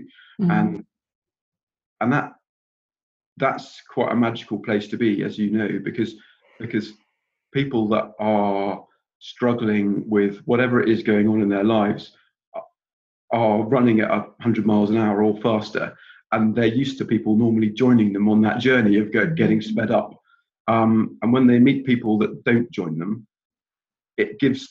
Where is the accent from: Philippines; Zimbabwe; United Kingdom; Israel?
United Kingdom; England; now in Scotland, United Kingdom; I live up here in Scotland now. I was born in England